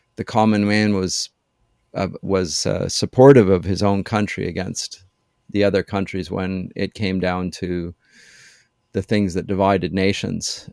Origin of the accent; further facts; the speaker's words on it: London, Ontario, Canada; moved away as an adult; also born or lived in Germany / Durham, England; I was born in London, Ontario.